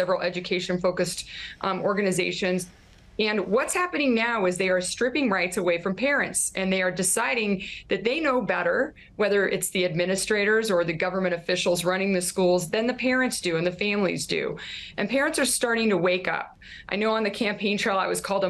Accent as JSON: {"language": "English", "town": "Monument", "region": "Colorado", "country": "United States", "tie": "born or raised there", "said": "I grew up in Monument, Colorado. I was a small town kid"}